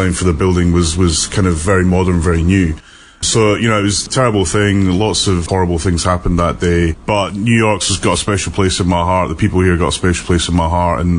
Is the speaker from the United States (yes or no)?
no; United Kingdom; moved away; being a Brit